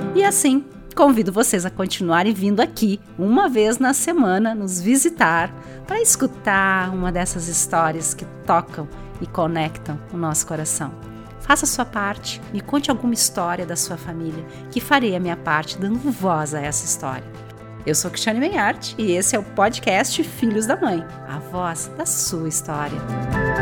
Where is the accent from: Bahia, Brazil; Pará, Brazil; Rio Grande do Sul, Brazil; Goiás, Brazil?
Rio Grande do Sul, Brazil; Porto Alegre; nasci em Porto Alegre, Rio Grande do Sul